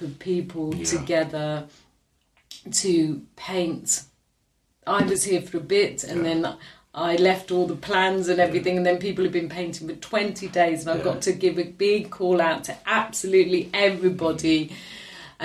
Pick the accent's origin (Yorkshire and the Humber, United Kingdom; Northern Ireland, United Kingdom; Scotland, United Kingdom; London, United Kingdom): London, United Kingdom; accent: London; I'm born and bred in London, yeah. my mother was very Scottish